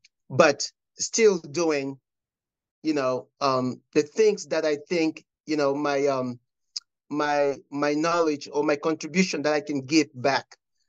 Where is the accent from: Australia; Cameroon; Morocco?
Cameroon; Oh, I grew up in Cameroon.